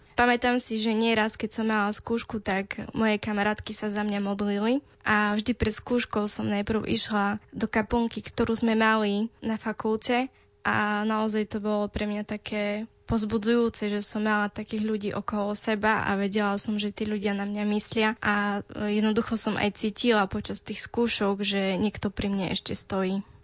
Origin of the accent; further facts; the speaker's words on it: Slovakia; first language Romani; Slovak is a second language; mám 26 rokov a pochádzam z Liného.